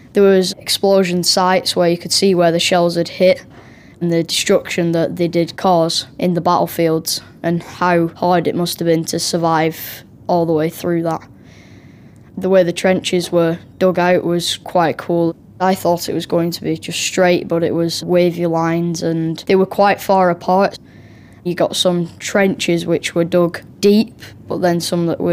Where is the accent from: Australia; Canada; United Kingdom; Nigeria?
United Kingdom; England; I'm from England.